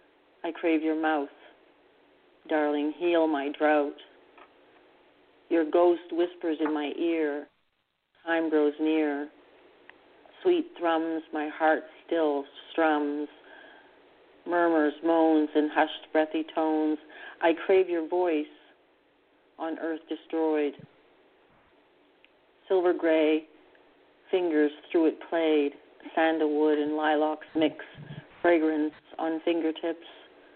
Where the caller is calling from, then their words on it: Canada; I'm calling from Canada.